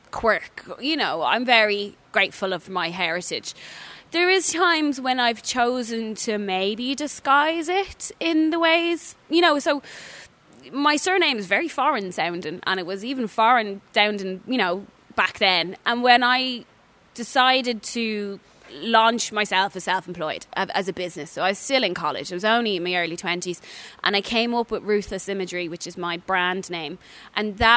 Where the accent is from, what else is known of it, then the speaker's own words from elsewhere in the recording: Dublin, Leinster, Ireland; I was born in the Rotunda.